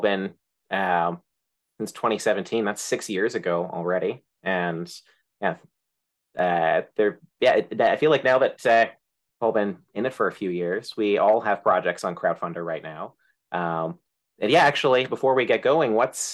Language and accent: English; Canada; I'm Canadian.